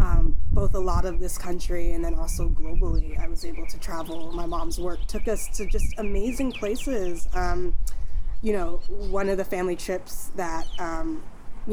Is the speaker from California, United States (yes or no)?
yes; Bay Area, California, United States; also born or lived in New Jersey; we grew up here in the Bay Area, but then when I got into eighth grade, we actually picked up and moved to New Jersey.